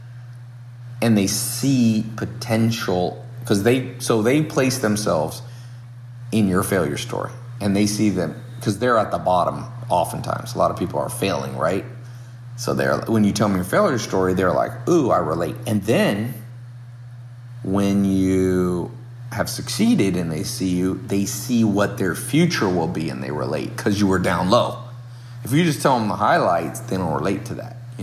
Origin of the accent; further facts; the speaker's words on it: Long Beach, California, United States; I grew up around in Southern California, born in Long Beach